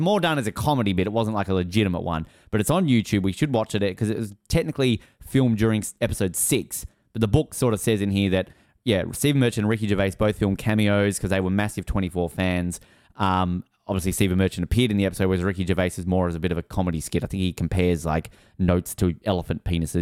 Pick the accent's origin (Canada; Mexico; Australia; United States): Australia; I'm from Australia.